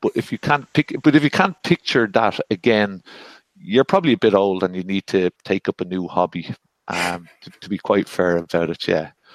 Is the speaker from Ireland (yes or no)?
yes; Ireland; I'm Irish and male